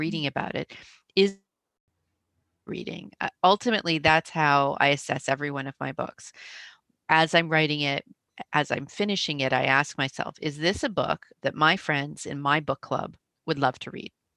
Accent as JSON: {"language": "English", "country": "Canada", "also_born_or_lived": "Toronto", "accent": "Canadian", "said": "I live in Toronto, I'm a Canadian, uh, hence the, the funny accent"}